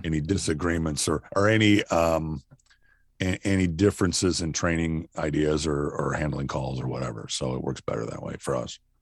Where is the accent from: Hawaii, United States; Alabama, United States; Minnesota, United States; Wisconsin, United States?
Minnesota, United States; Rochester; moved away as an adult; also born or lived in Nebraska; I grew up in Minnesota.